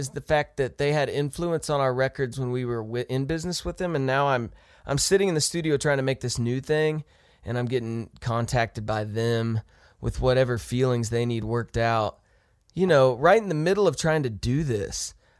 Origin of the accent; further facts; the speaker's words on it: Ohio, United States; also born or lived in Texas / Kansas; I was born in Texas, grew up in Ohio, and then we moved to Kansas when I was in middle school. So I call that home because that's high school and college.